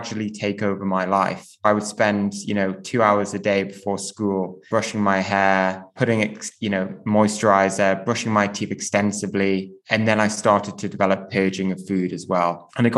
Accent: Newcastle upon Tyne, North East England, United Kingdom; I grew up in Newcastle

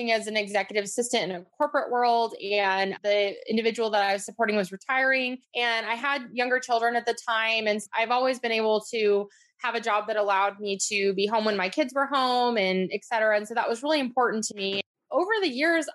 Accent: Northern California, United States; also born or lived in Atlanta area; now in Atlanta, United States; I'm actually from Northern California. That's where I grew up

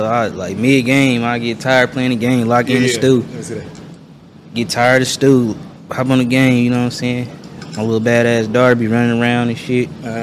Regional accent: Kansas City, Missouri, United States; I'm from Kansas City, Missouri.

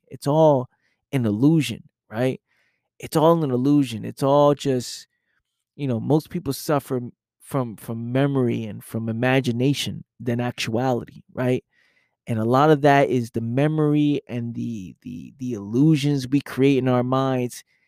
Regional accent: New York City, New York, United States; I came from that environment, the fact that I know what just growing up in the Bronx is like

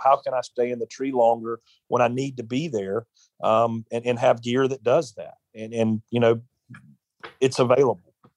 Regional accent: South Carolina, United States; growing up in South Carolina

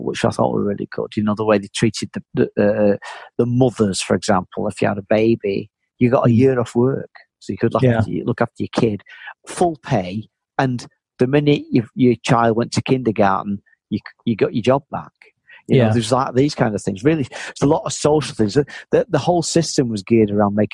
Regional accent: Manchester, North West England, United Kingdom; moved away as an adult; now in Berlin, Germany; growing up in Manchester in the 60s and 70s, it was a really miserable place

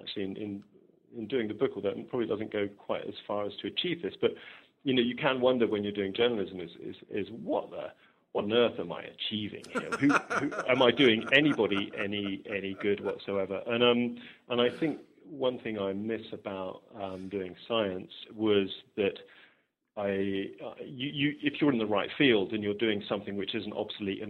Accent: Oxfordshire, South East England, United Kingdom; I'm from Oxfordshire, one of the sort of home counties

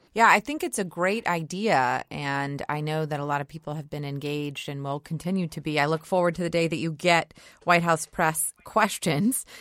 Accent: Georgia, United States; my home state of Georgia

